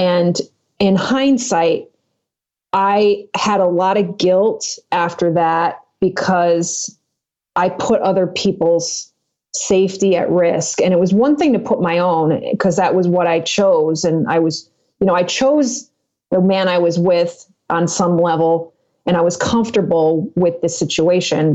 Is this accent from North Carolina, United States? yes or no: no; Connecticut, United States; moved away as an adult; also born or lived in Western New York; now in Phoenix, United States; I grew up in Connecticut. I moved to Western New York for a period of 10 years, moved back to Connecticut to my home. And I just actually left my childhood home, Connecticut, to move to Phoenix, Arizona, which is where I am now